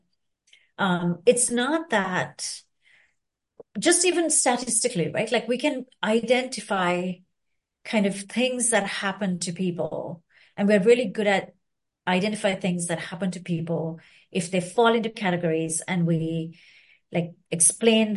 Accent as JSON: {"language": "English", "country": "Sri Lanka", "moved": "yes", "lives_now": "United States", "said": "I'm from Sri Lanka"}